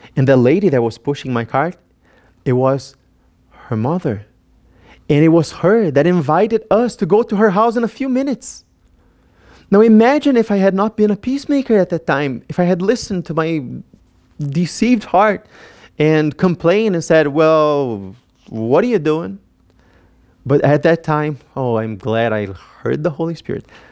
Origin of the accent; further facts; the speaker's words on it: Brazil; moved away as an adult; now in United States; I am from Brazil